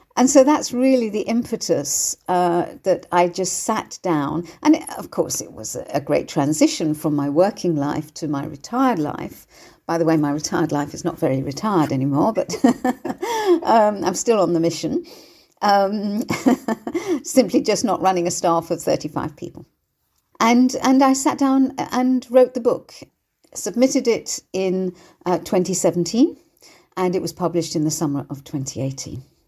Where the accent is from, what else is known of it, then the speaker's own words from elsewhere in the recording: Bournemouth, South West England, United Kingdom; my hometown of Bournemouth